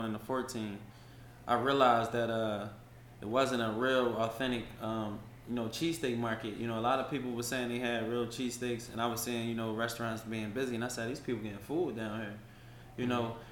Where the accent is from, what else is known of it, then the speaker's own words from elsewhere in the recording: Philadelphia, Pennsylvania, United States; moved away as an adult; now in Atlanta, United States; how I was raised in Philly